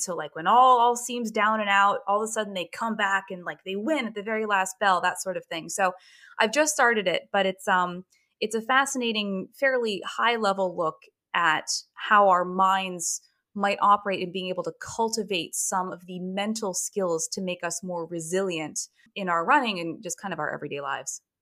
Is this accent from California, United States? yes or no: no; Hartford, Connecticut, United States; my hometown marathon